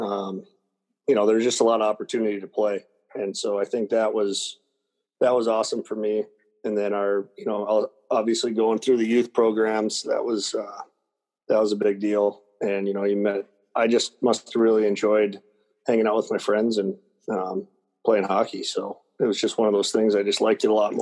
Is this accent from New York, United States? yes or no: no; outside of Minneapolis, Minnesota, United States; I grew up outside of Minneapolis and I spent a lot of time skating outdoors